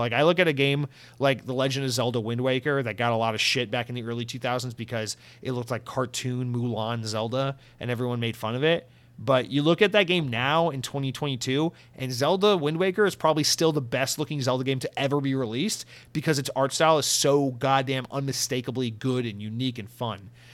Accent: United States; an American

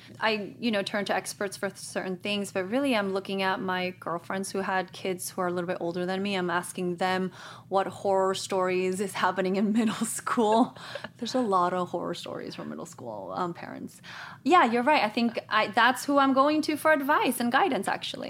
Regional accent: Guatemala; moved away as an adult; also born or lived in Madrid, Spain; now in Los Angeles, United States; parents are missionaries in Guatemala, so I grew up there. I spent 11 years in Guatemala. And before that, I was born in Spain, in Madrid. And I, you know what, when I first came to Los Angeles, I went to school, to college.

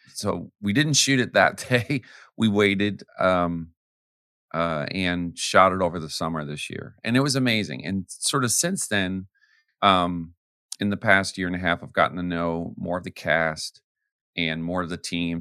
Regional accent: Canada; also born or lived in Arizona / the South; now in United States; I'm American, but I grew up in Canada.

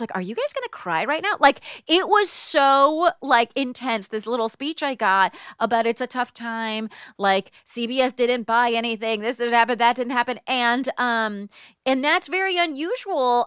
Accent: United States; I'm an American

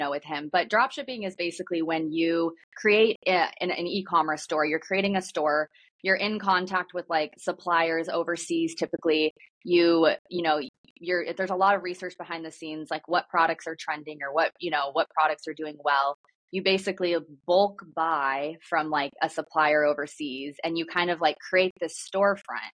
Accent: Midwest, United States; I grew up in the Midwest

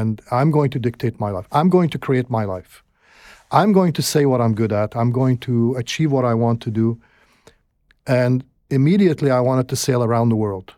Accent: Alexandria, Alexandria Governorate, Egypt; moved away; also born or lived in Gaza; I grew up in Alexandria

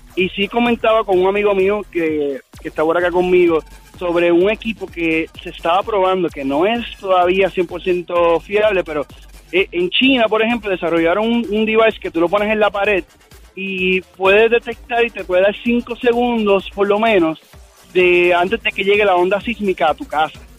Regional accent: Puerto Rico; soy de Puerto Rico

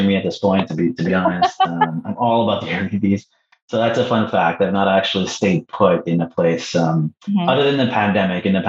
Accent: Canada; also born or lived in Peru; Canadian, but I was born in Peru

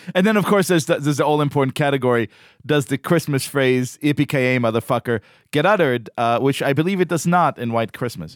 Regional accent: Israel; moved away; I grew up in Israel, going to one really kind of rinky cinema in Tel Aviv

